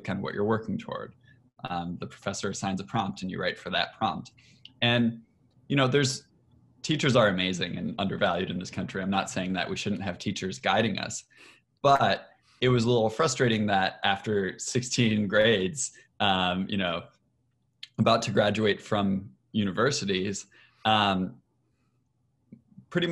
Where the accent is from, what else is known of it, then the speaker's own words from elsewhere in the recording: Michigan, United States; I'm from Michigan originally